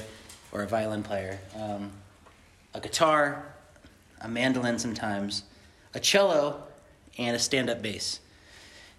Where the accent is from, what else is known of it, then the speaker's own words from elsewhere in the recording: Riverside, California, United States; now in Ventura, United States; I'm from Riverside, California, and I currently live in Ventura, California